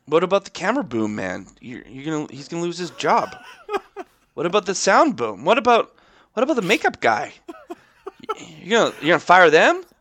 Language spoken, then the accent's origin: English; Alberta, Canada; we're not Albertans anymore.